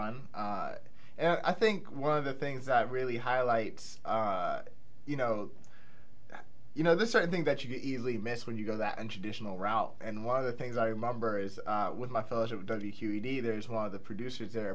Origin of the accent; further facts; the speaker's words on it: Pittsburgh, Pennsylvania, United States; also born or lived in Indiana; I grew up, so I'm from Pittsburgh. I'm from the north side, and I grew up in the state of Indiana